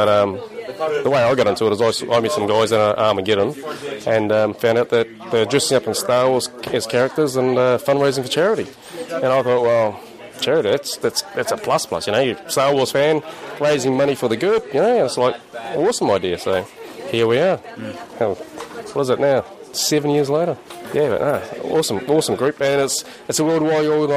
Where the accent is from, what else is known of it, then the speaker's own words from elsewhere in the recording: Wellington, New Zealand; from Outpost 42 Garrison in New Zealand. From Wellington.